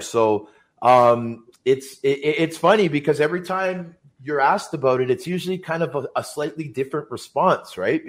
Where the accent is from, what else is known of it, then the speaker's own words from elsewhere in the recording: Toronto, Ontario, Canada; I grew up in Scarborough